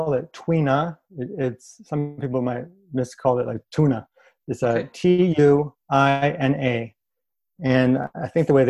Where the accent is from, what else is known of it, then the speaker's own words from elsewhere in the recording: Massachusetts, United States; I grew up with in Massachusetts, I grew up with a filmmaker father, documentary filmmaker